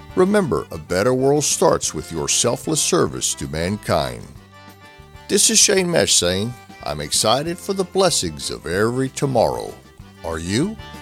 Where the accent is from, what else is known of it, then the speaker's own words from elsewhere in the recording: United States; being an American